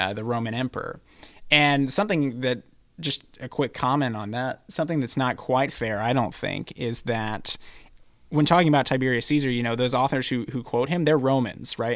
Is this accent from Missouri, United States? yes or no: yes; St. Louis, Missouri, United States; moved away; I'm from Saint Louis, Missouri